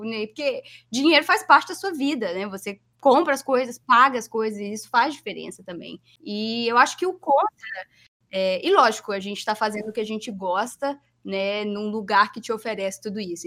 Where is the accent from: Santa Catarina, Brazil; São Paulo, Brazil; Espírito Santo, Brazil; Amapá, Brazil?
Espírito Santo, Brazil; Vitória; moved away as an adult; also born or lived in New Jersey; now in Philadelphia, United States; Eu sou de Vitória, que é uma cidade relativamente melhor a muitas muitas outras cidades em relação, né, à violência e tudo mais